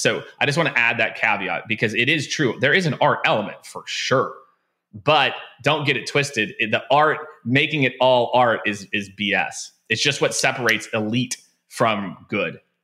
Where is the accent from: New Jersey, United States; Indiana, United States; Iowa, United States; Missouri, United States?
Missouri, United States; Kansas City; moved away as an adult; also born or lived in Tampa / Phoenix / San Francisco / New York; I grew up in Kansas City